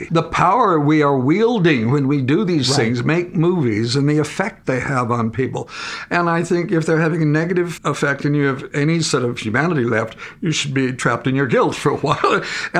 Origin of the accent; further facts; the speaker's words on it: Minnesota, United States; moved away; also born or lived in England; When I came to England the first time, I was referred to as a monosyllabic Minnesota farm boy. Now, I'm a country boy. That's where I began. I love growing up in the natural world. Dirt, moss, swamps, rivers, all trees.